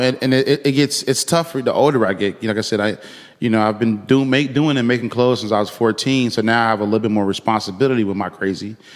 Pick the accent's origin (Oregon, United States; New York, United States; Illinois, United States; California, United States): Illinois, United States; Chicago; I'm from the west side of Chicago